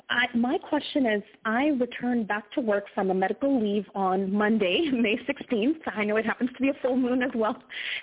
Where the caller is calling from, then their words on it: Canada; I'm calling from Canada.